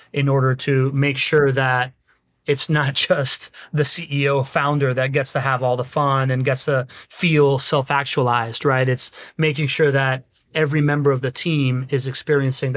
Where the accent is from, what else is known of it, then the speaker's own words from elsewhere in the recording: Miami, Florida, United States; I grew up in Miami